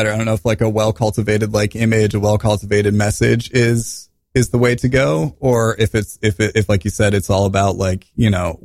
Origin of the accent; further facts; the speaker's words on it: Midwest, United States; now in New York City, United States; we're from the Midwest where things are a lot different